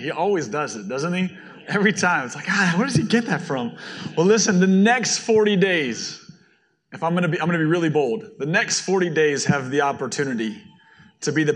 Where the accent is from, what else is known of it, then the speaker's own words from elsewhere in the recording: Florida, United States; I'm from Florida.